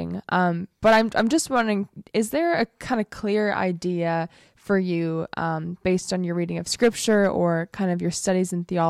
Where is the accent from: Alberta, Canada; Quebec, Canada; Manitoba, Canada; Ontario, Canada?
Alberta, Canada; I was raised in Alberta